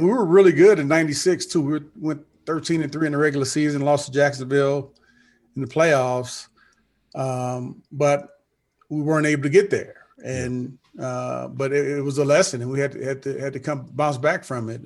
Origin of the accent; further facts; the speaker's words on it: St. Louis, Missouri, United States; growing up the way that I grew up in St. Louis